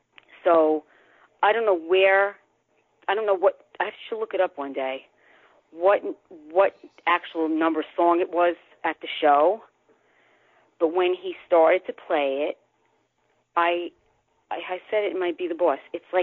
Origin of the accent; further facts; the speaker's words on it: Bronx, New York, United States; I was born in the Bronx, born and raised.